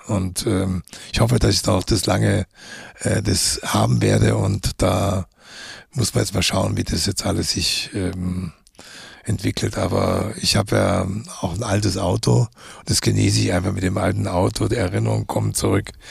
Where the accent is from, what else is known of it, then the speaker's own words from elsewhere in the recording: Munich, Bavaria, Germany; also born or lived in Umkirch; nach München zurückzukehren in meine Heimatstadt